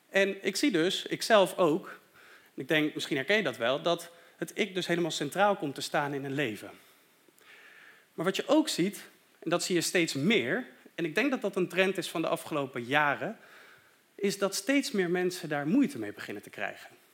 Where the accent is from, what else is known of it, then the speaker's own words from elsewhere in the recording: Deventer, Overijssel, Netherlands; moved away; Ik ben opgegroeid in Deventer en ook daar had ik een hele fijne kerk